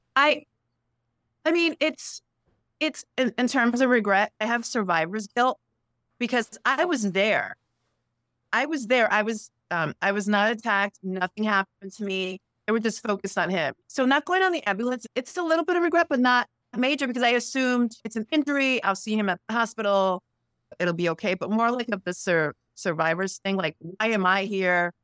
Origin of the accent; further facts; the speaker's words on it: New York City, New York, United States; I grew up in Sunset Park in East New York, Brooklyn